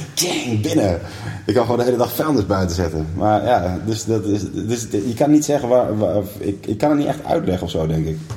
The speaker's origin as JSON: {"language": "Dutch", "region": "northern Groningen", "country": "Netherlands", "tie": "born or raised there", "moved": "yes", "said": "het dorp waar ik vandaan kom, in Noord-Noord-Groningen"}